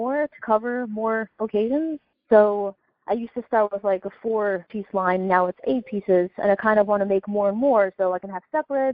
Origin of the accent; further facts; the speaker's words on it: New York City, New York, United States; I grew up in Brooklyn